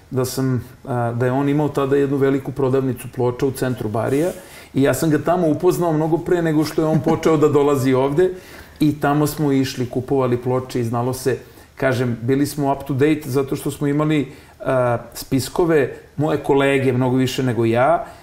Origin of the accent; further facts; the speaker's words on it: Belgrade, Serbia; ja kažem iz Beograda iz kog Beograda, ja kažem iz onog pravog Beograda i Srbije